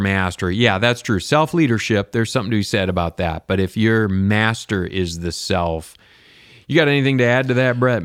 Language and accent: English; Michigan, United States; moved away as an adult; also born or lived in Chicago / Kentucky / California / Wisconsin; I grew up in Michigan. I've lived in Chicago, uh, Kentucky, California, Wisconsin, Oklahoma.